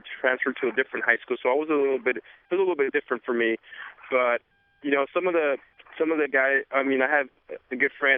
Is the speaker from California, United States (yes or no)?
yes; Los Angeles, California, United States; I grew up in East Los Angeles